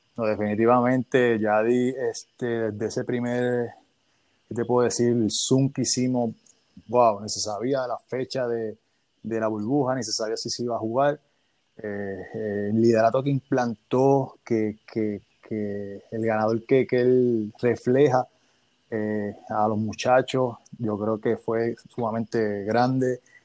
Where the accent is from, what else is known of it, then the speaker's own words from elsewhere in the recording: Bayamón, Puerto Rico; yo soy de Bayamón